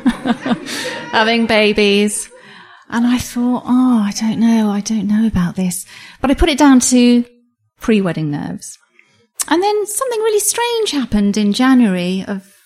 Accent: London, United Kingdom; also born or lived in Colombo, Sri Lanka; I was born in London to Sri Lankan parents who'd come over here for my father's career.

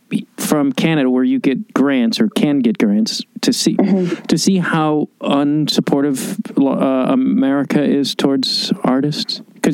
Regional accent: Chicago, Illinois, United States; but I'm from Chicago

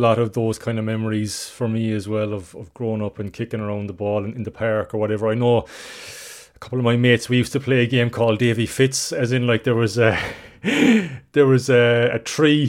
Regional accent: Ireland; as Irish people, we have had some magical moments.

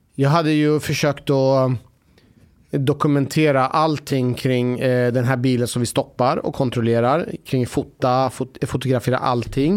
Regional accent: Sweden; vår identitet som svensk

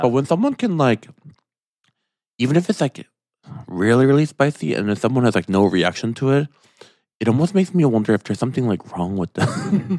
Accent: Michigan, United States; moved away; I'm from Michigan.

